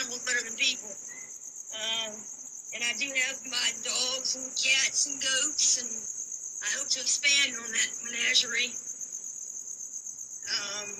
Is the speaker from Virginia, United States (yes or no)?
yes; Virginia, United States; I'm from Virginia